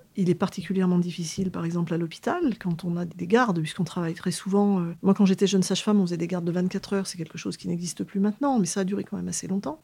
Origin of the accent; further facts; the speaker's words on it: Auvergne-Rhône-Alpes, France; moved away as an adult; also born or lived in Paris region; now in Grenoble, France; je souhaitais revenir dans ma région d'origine, puisque je suis de la région Rhône-Alpes